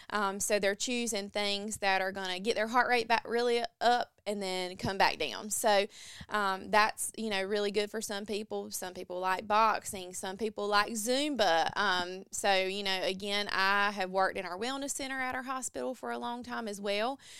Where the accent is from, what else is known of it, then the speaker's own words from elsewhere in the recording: Mount Olive, North Carolina, United States; I am from Mount Olive, North Carolina, so Eastern North Carolina as well